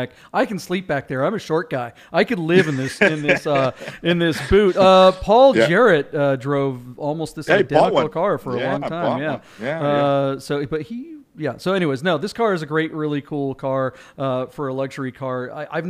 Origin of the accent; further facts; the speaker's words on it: West Coast, United States; also born or lived in New Jersey; I was born in New Jersey, but grew up on the West Coast.